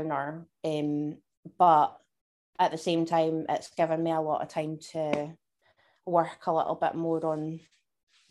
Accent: Dumfries and Galloway, Scotland, United Kingdom; I grew up in a wee place in Dumfries and Galloway, and spent my whole life in Scotland

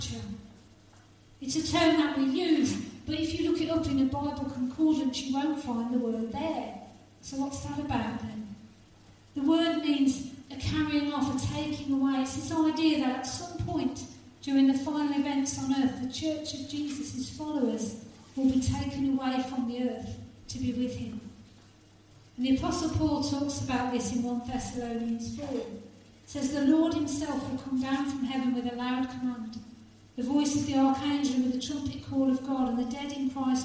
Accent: Halesowen, West Midlands, United Kingdom; in the church that I grew up in Halesowen

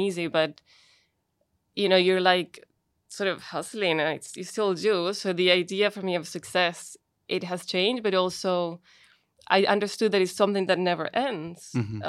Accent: Colombia; born there; Like, I was born in Colombia, but my siblings are from Chile.

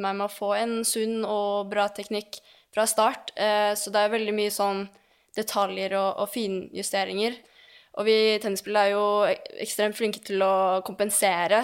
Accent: Lørenskog, Akershus, Norway; jeg er oppvokst på teppet i Lørenskog

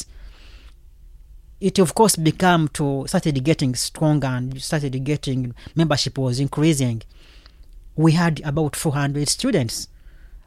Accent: Uganda; moved away as an adult; now in London, United Kingdom; I come from Uganda originally, so I've been in London since 2003

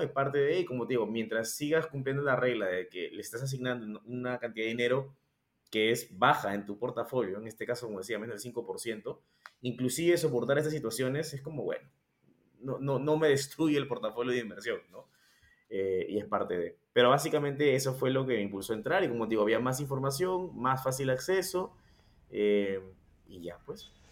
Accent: Peru; nosotros somos de Perú

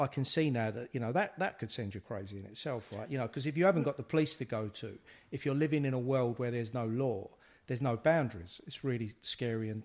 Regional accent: London, United Kingdom; growing up in the East End

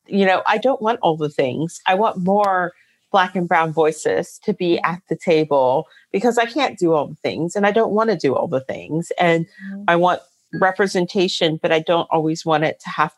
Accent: Northern Virginia, United States; I grew up in Northern Virginia

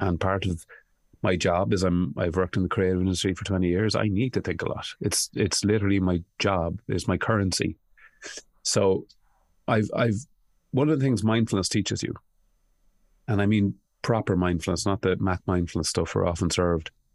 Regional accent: Ireland; I grew up in a country that I knew people were tortured and they weren't talking about it. Uh, Ireland

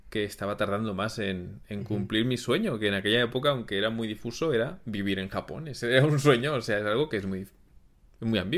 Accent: Barcelona, Catalonia, Spain; moved away as an adult; now in Japan; de España, de Barcelona. Nací en una ciudad, eh, bueno, que hace mucho tiempo que no piso, pero al menos por tiempo largo. Y llevo 13 años ya viviendo continuos en Japón

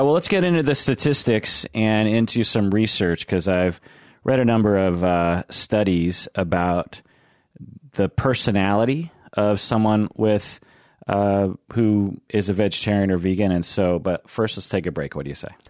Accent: United States; when I grew up in the United States

